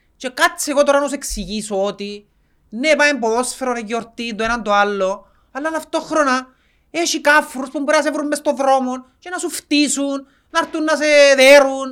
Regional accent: Cyprus; σαν Κυπρέοι

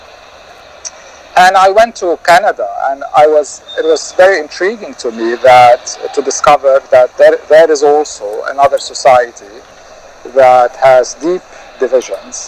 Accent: Beirut, Beirut Governorate, Lebanon; growing up in Civil War Beirut

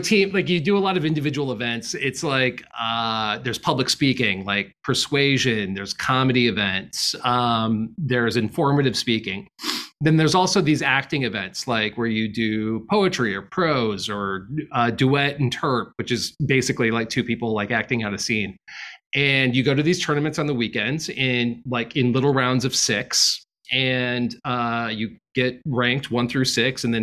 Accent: Peoria, Illinois, United States; also born or lived in Austin, Texas; now in New York, United States; I grew up in Peoria, Illinois

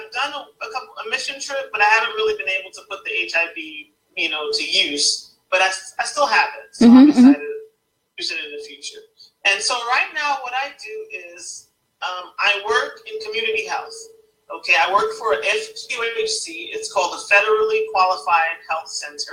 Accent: New York City, New York, United States; moved away; when I was growing up in New York City

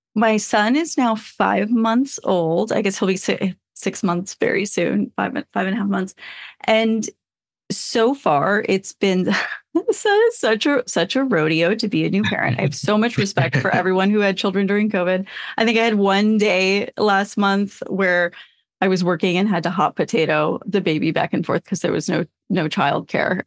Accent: Flagstaff, Arizona, United States; moved away; also born or lived in Portland, Oregon; I grew up in Flagstaff, Arizona, and then I also grew up in Portland, Oregon

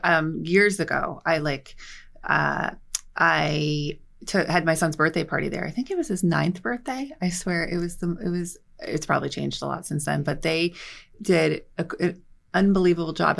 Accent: Hazlet, New Jersey, United States; I grew up in Hazlitt

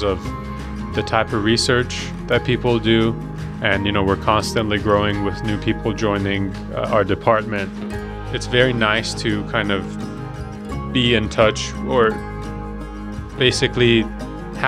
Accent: Iran; now in Montana, United States; I'm from Iran. I came here about 11, 12 years ago

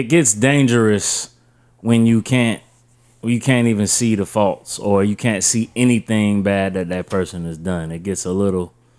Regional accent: Wilmington, North Carolina, United States; You know, I come from Wilmington, North Carolina. You know, I come up in a big church background.

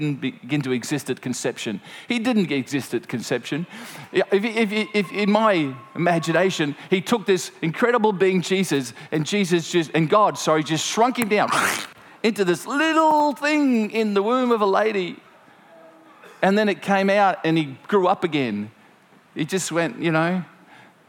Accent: Gympie, Queensland, Australia; it's from a little farm outside of Gympie

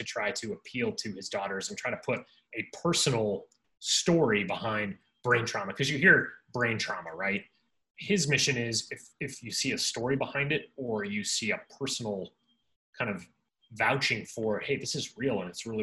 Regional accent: Denver, Colorado, United States; now in Cincinnati, United States; Colorado's my home state. Denver's my hometown

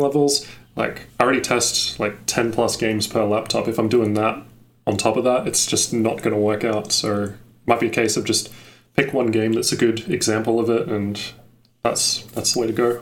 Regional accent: Australia; I'm from Australia

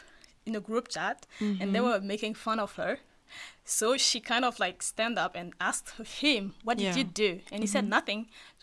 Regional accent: France; moved away as an adult; also born or lived in Ivory Coast; now in Seoul, South Korea; Because I'm originally from Ivory Coast. Mm-hmm. If I wasn't raised in France

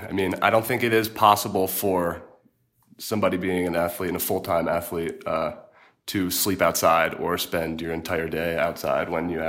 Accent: North Carolina, United States; I'm from North Carolina and have been a Duke fan and Duke basketball fan my entire life.

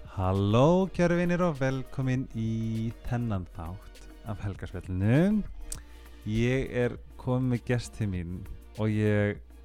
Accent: Seyðisfjörður, Eastern Region, Iceland; ég er frá Seyðisveri

